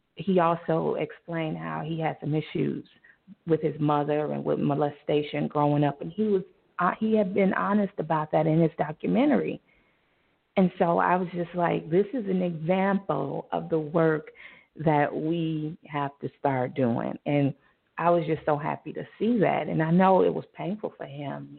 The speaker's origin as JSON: {"language": "English", "town": "Chicago", "region": "Illinois", "country": "United States", "tie": "born or raised there", "said": "Chi Town, my my home city. I live in the suburbs now, thanks to my mom. But I am from Chicago"}